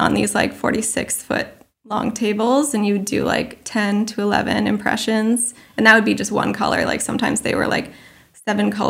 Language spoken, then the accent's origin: English; Maine, United States; moved away as an adult; also born or lived in Vermont / New York; growing up in Maine and then going to college in Vermont